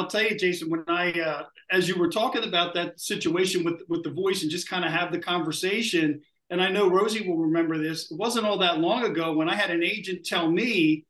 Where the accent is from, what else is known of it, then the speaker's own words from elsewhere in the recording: Delaware County, Pennsylvania, United States; accent: Delco; I'm just trying to cover up my Delco accent.